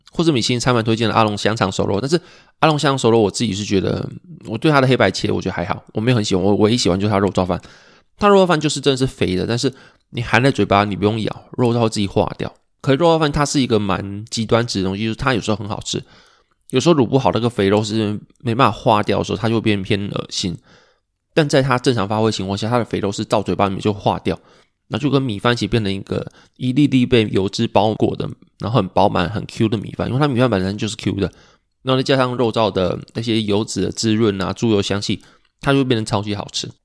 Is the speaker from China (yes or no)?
no; Pingtung County, Taiwan; 因为我们都是屏东人